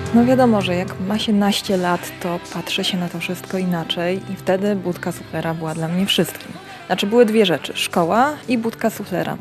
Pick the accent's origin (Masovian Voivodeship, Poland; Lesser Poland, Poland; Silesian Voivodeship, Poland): Silesian Voivodeship, Poland; Gliwice; moved away as an adult; also born or lived in Lublin; Pochodzę z Górnego Śląska, z Gliwic dokładnie.